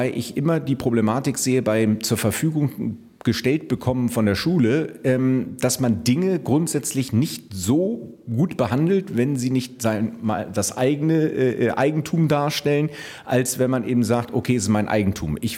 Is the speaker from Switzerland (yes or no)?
no; Brazil; Ich habe auch einen Migrationshintergrund. Ich bin äh, Brasilianer und fühle mich ganz gut integriert.